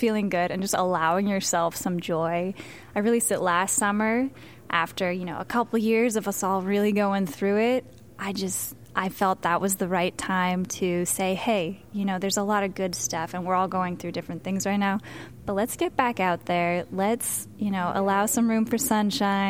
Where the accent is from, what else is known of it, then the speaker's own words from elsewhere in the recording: near Temecula, California, United States; moved away as an adult; now in Los Angeles, United States; I grew up in a very small area. The closest city is Temecula, California